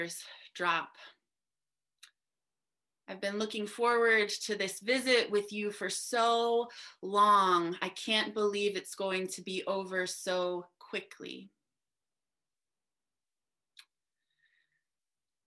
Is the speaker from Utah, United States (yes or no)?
no; New Jersey, United States; I grew up in New Jersey